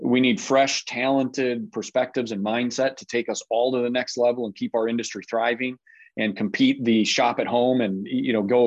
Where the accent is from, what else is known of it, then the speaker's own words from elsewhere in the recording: Minnesota, United States; I was born in Minnesota, and I grew up a Cowboys fan